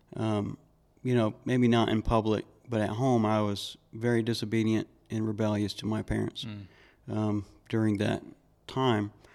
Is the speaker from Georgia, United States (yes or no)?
yes; Georgia, United States; I grew up in Georgia